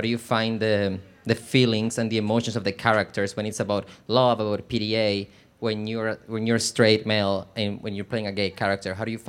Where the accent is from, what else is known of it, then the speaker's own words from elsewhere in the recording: Colombia; Hi, big fan of your show. I'm from Colombia, so I love Sofia Vergara, too.